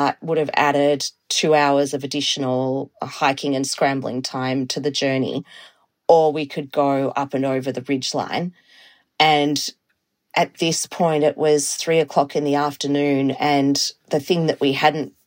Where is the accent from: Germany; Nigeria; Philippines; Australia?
Australia; Melbourne, Victoria; now in Toronto, Canada; I am based in Toronto in Canada, but I'm originally from Australia. I grew up in Melbourne